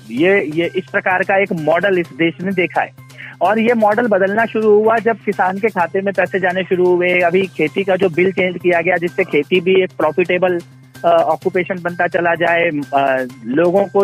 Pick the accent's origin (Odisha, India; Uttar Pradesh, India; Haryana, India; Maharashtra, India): Uttar Pradesh, India; मैं क्योंकि खुद पूर्वांचल से हूँ मनीष जी